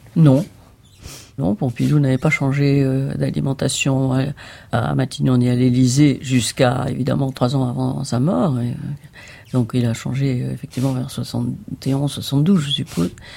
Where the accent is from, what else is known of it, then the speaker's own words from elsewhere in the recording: Nice, Provence-Alpes-Côte d'Azur, France; moved away; je viens du Midi et le Midi, l'art lyrique est quand même important. Donc aussi aussi loin que je remonte, j'ai assisté toute petite déjà à des représentations ou à l'Opéra de Nice ou à l'Opéra de Monte Carlo